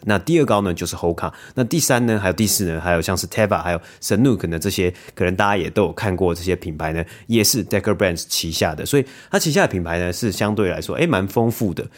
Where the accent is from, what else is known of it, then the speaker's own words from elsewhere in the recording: Taiwan; 我们可能是在台湾长大嘛